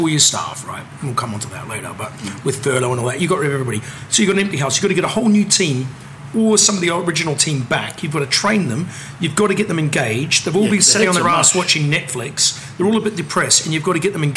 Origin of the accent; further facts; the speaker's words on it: New Zealand; now in United Kingdom; I'm from New Zealand